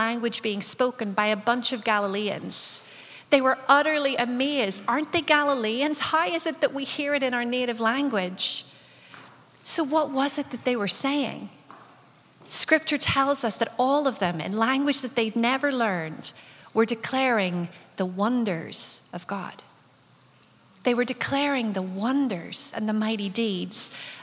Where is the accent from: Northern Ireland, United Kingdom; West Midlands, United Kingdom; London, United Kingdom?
Northern Ireland, United Kingdom; growing up in Northern Ireland as a young person